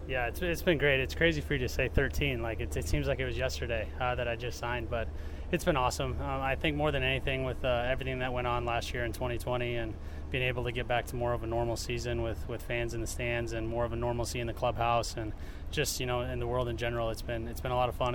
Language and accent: English; Iowa, United States; moved away as an adult; now in Cleveland, United States; growing up in Iowa and being in Cleveland and in Ohio